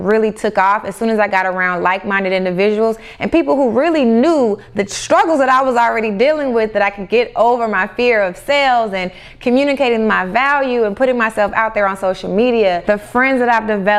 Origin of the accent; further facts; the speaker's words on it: the South, United States; growing up in the South